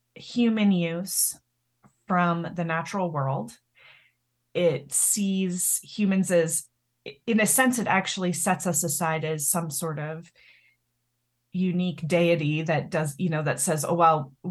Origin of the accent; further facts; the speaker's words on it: Canada; I'm Canadian, and actually in Canada, it's flipped. So our Conservative Party is blue.